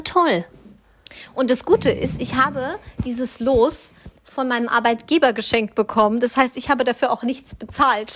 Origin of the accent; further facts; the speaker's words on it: Swabia, Germany; bin ich Schwabe durch und durch